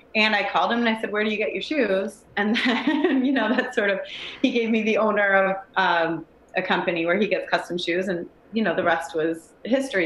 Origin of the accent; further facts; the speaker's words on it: Cleveland, Ohio, United States; I grew up in Cleveland